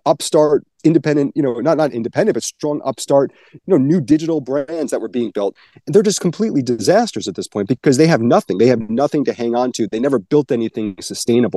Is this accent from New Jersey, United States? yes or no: yes; New Jersey, United States; moved away as an adult; also born or lived in Syracuse, New York; now in Dallas, United States; I'm from New Jersey. You know, I grew up on the East Coast, went to Syracuse, and then 9 years ago, I became an adopted Texan